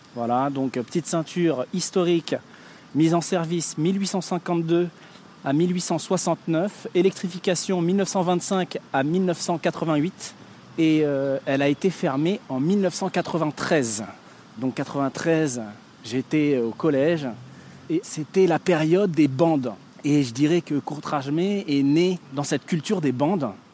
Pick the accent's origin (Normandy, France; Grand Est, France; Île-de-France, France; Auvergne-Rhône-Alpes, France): Île-de-France, France; Paris; né le 4 juillet 1980 à Paris.